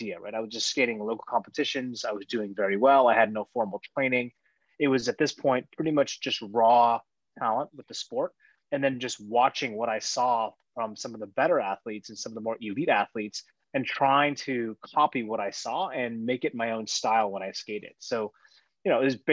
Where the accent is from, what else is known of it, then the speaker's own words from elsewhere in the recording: Seattle, Washington, United States; growing up in the Pacific Northwest, Vancouver, BC is only 2.5 hours away from my house by car